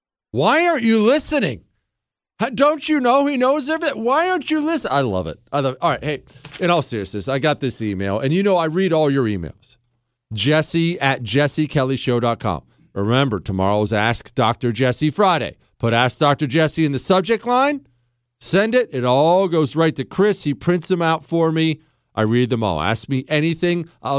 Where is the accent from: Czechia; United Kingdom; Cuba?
Cuba; born there; moved away; also born or lived in Spain; I was born in Cuba. I ran away from communism